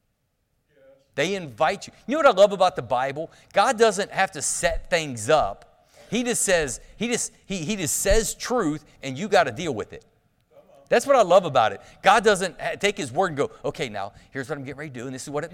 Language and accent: English; United States; I'm from Claremont County.